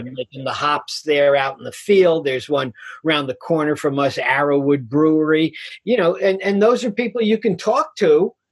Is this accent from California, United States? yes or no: no; New York City, New York, United States; I'm a guy from Queens, New York